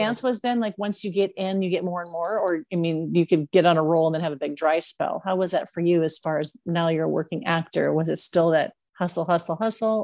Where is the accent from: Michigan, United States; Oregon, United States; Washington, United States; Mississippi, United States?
Washington, United States; Puyallup; moved away; also born or lived in Las Vegas; I grew up in Washington State in Puyallup